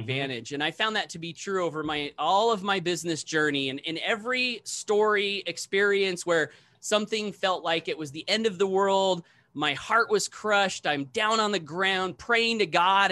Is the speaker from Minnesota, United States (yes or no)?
no; Blackfoot, Idaho, United States; my very first meeting here in my hometown of Blackfoot, Idaho